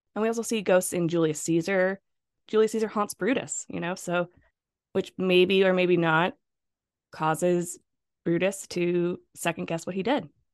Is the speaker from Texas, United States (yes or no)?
no; California, United States; growing up in California